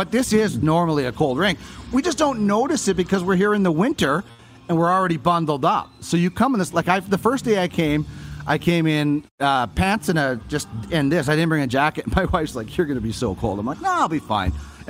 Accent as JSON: {"language": "English", "town": "Brandon", "region": "Manitoba", "country": "Canada", "tie": "born or raised there", "moved": "yes", "lives_now": "Edmonton, Canada", "said": "I grew up in Brandon."}